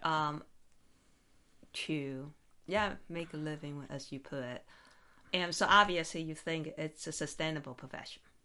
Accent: Taiwan; now in Las Vegas, United States; I'm from Taiwan originally

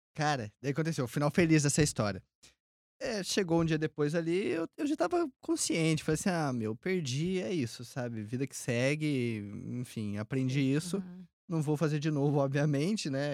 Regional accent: Minas Gerais, Brazil; moved away as an adult; now in Tampa, United States; eu que sou mineiro

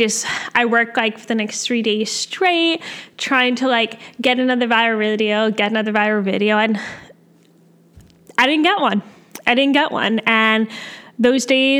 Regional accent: Canada; I'm a Canadian med student

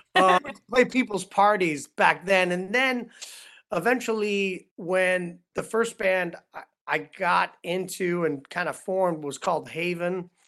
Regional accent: Cleveland, Ohio, United States; moved away as an adult; also born or lived in Los Angeles; as a kid growing up in Cleveland, Ohio

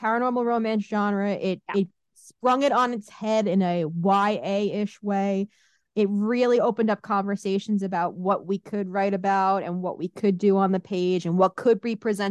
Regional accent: New York City, New York, United States; I grew up in Brooklyn, so the city was all around me

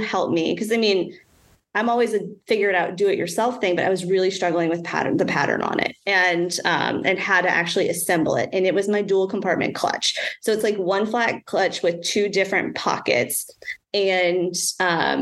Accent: North Shore of New Orleans, Louisiana, United States; also born or lived in North Carolina; I grew up on the North Shore of New Orleans. And I mean, I was born in New Orleans, but, you know, grew up on the North Shore

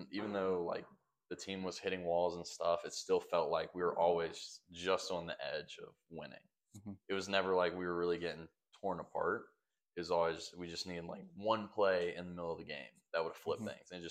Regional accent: Greensboro, North Carolina, United States; I'm from North Carolina, grew up here. I've been here my entire life because I'm 20 minutes from home now. I'm from Greensboro

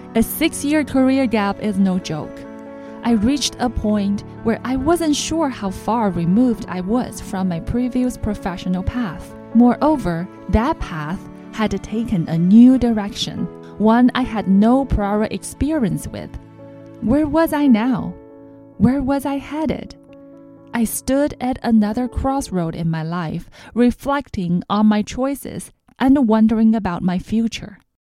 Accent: China; moved away as an adult; also born or lived in Shanghai, China; now in San Francisco Bay Area, United States; For the first time in my life, I left my hometown, a tiny place that you probably can't even find on maps

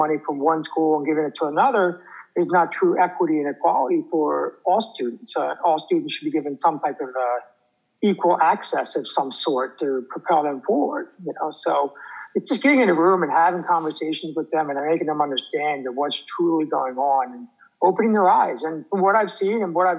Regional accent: New Jersey, United States; I'm from New Jersey

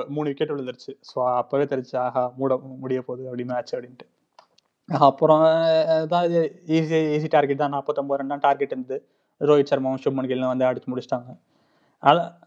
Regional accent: Chennai, Tamil Nadu, India; moved away as an adult; also born or lived in Vaiyakulathur, Sivaganga district; now in Rome, Italy; நான் பிறந்து வளர்ந்ததெல்லாம் சென்னையில்

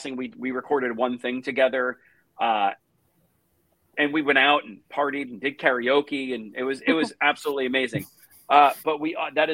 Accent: New Jersey, United States; moved away; I grew up in New Jersey

